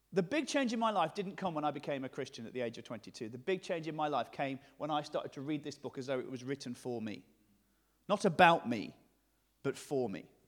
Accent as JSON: {"language": "English", "region": "the north of England", "country": "United Kingdom", "accent": "generic northern", "said": "my generic northern accent"}